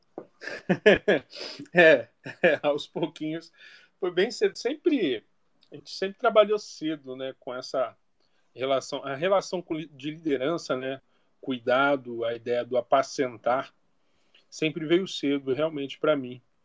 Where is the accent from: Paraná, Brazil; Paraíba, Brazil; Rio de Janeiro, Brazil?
Rio de Janeiro, Brazil; moved away as an adult; now in São Paulo, Brazil; Carioca, sou do Rio de Janeiro e há cinco anos fazendo missões a partir da cidade de São Paulo